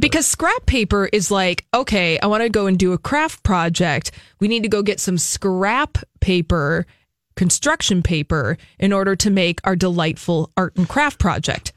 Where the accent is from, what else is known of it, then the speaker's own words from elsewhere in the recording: Midwest, United States; my parents are from the West. I was raised in the Midwest